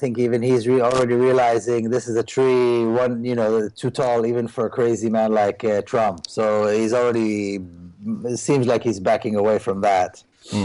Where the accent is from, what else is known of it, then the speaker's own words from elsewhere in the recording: Jerusalem, Jerusalem District, Israel; now in United States; So even though I was born and raised in Jerusalem, which is supposedly a mixed city, I never met Arabs, I never met Palestinians